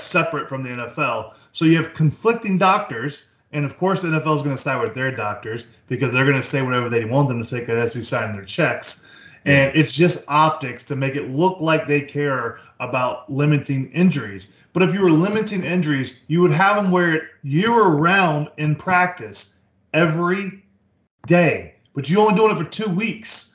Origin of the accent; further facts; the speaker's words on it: Jacksonville, Florida, United States; I grew up in Jacksonville